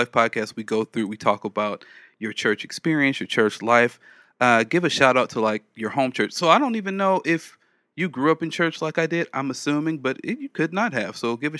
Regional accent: Los Angeles, California, United States; So I grew up in South Central Los Angeles

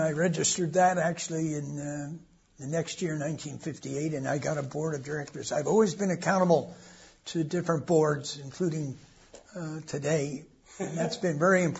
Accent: New York, United States; moved away as an adult; now in London, United Kingdom; evangelizing New York City, evangelizing door-to-door in my hometown.

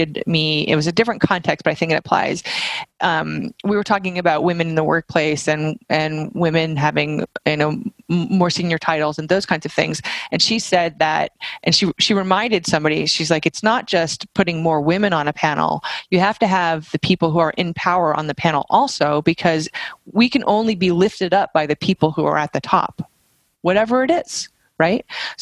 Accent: Vermont, United States; I'm from Vermont.

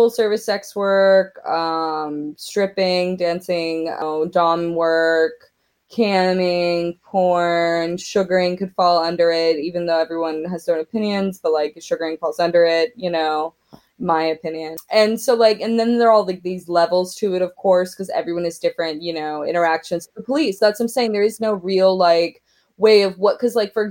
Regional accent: Oklahoma, United States; as a young queer woman growing up in Oklahoma

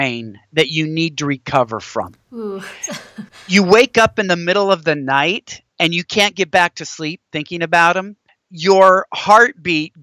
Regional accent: Washington, United States; moved away as an adult; now in Texas, United States; I grew up in Washington State

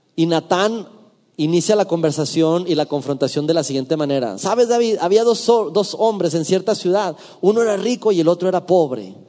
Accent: Durango, Mexico; en mi ciudad natal, en la ciudad de Durango

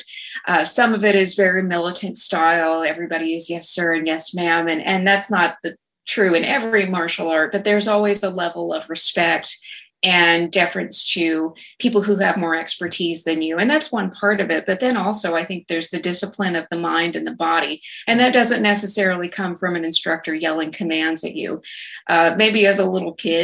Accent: Snyder, Texas, United States; now in Fort Worth, United States; my instructors out in Snyder from my hometown

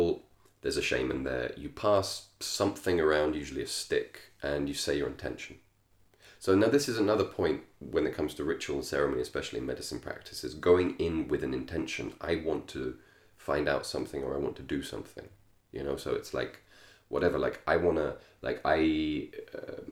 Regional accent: England, United Kingdom; I grew up in England

